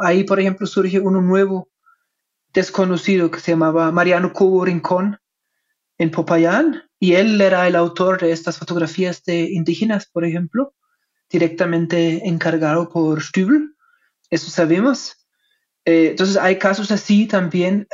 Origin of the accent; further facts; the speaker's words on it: Germany; Spanish is a second language; soy alemán, mi español no es perfecto